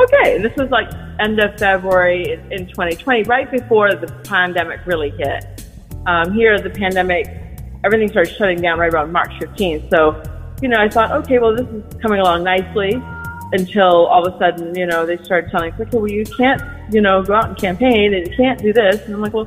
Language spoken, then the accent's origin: English; Maui, Hawaii, United States; also born or lived in Brooklyn; now in New York City, United States; I'm originally from Maui, Hawaii. I moved to New York almost 30 years ago